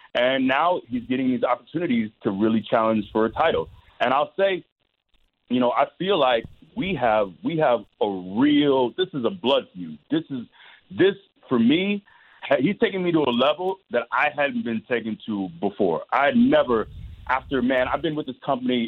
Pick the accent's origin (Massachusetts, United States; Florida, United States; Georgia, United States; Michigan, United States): Florida, United States; Tampa; Tampa is my hometown. I'm born and raised here